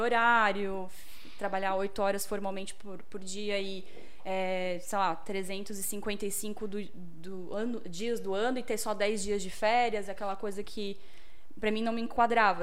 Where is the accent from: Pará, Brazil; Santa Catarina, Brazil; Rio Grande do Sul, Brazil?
Santa Catarina, Brazil; Blumenau; sou aqui de Blumenau